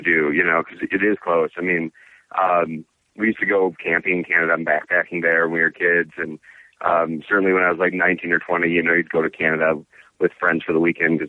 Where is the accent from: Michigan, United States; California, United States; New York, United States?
Michigan, United States; Hemlock; also born or lived in Saginaw, Michigan; now in Ann Arbor, United States; I'm from Michigan. I grew up in a town called Hemlock, which is a very small town up there, Saginaw